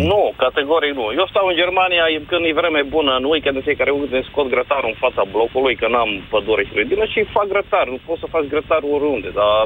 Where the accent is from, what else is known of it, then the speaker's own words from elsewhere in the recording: Timișoara, Timiș County, Romania; moved away; sunt din Timișoara deloc, dar sunt plecat de mulți ani din țară